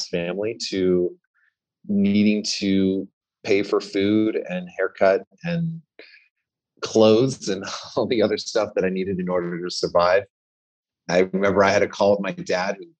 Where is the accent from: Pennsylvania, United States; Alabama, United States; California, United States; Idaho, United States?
California, United States; Southern; I grew up in Southern California. I grew up in, I guess you can call it the valley of outside of Los Angeles